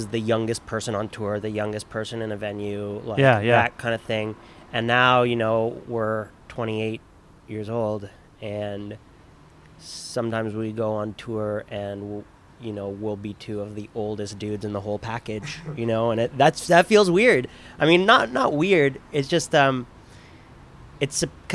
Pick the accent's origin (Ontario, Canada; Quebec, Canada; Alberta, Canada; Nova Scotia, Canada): Ontario, Canada; Toronto; I grew up like in North York.